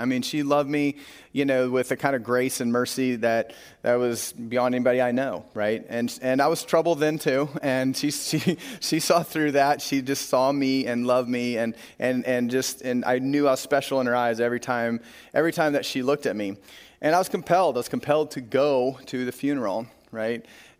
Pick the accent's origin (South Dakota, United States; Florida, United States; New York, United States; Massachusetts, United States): South Dakota, United States; Corsica; We drove north to Corsica, South Dakota, one of my hometown growing up.